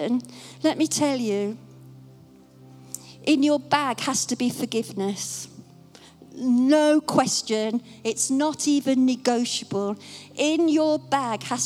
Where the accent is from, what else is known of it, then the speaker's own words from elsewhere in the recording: Dunstable, East of England, United Kingdom; my hometown this morning, comes to Dunstable